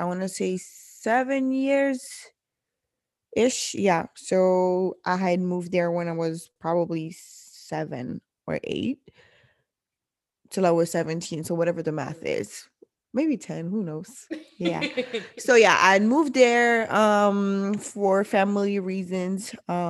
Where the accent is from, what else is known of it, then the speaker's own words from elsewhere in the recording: DR Congo; now in Portland, United States; I'm originally from the Congo in Central Africa.